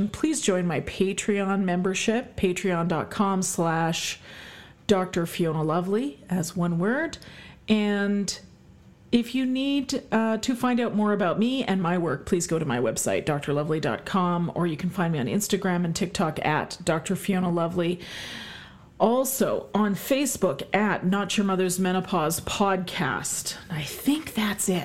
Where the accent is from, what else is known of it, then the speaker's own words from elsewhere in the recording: Canada; I am Canadian, and we celebrate both Thanksgivings in this house because my husband's American